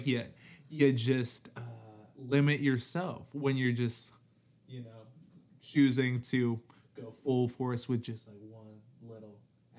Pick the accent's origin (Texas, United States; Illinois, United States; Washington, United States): Illinois, United States; Chicago; now in California, United States; being from Chicago was like so core to my identity